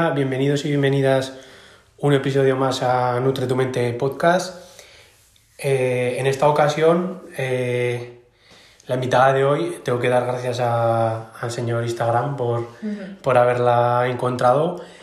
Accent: Aragon, Spain; como buen maño

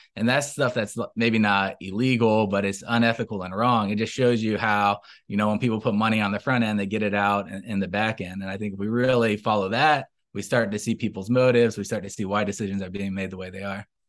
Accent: Tallahassee, Florida, United States; I grew up in Tallahassee. I'm, I'm from here

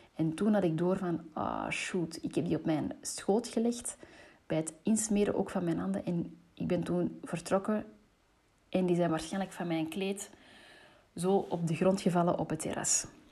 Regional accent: Antwerp, Flanders, Belgium; ik ben opgegroeid in Antwerpen

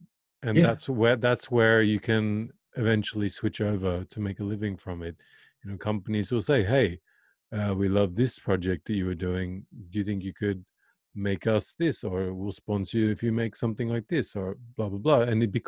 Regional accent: Australia; I'm proud to be Australian, you know. So when people say, oh, you're from America, I'm like, no, I'm Australian, you know.

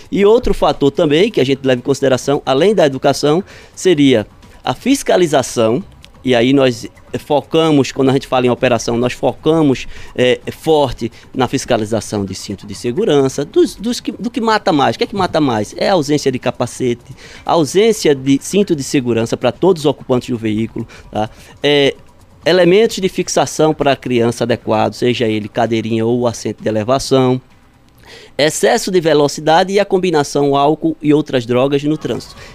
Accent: Recife, Pernambuco, Brazil; Eu sou recifense, recifense.

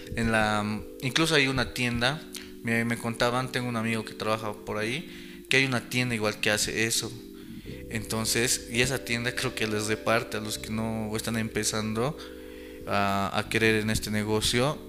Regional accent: Bolivia; como, como bolivianos

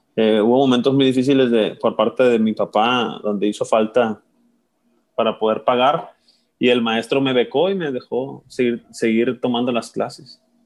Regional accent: Guamúchil, Sinaloa, Mexico; also born or lived in Culiacán / Seattle; nací en Guamuchil y crecí ahí hasta los 18 años que me fui a estudiar a la Universidad de mm. Culiacán

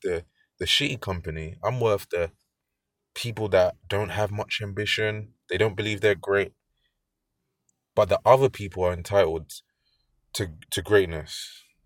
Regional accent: London, United Kingdom; I'm from London

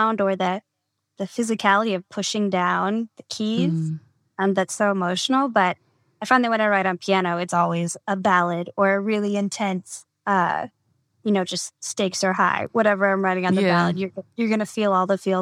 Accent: California, United States; now in Los Angeles, United States; as a Californian

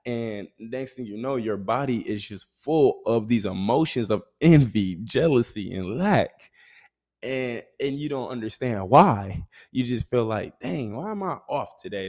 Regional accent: Grand Rapids, Michigan, United States; moved away as an adult; I'm able to now be back in my hometown

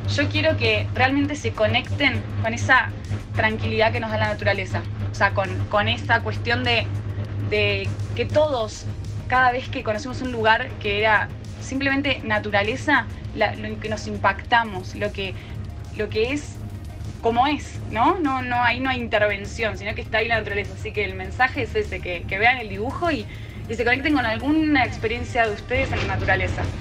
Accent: Buenos Aires, Argentina; Yo en realidad originalmente soy de Buenos Aires, pero mi papá es de Bariloche, así que siempre fui mucho a Bariloche

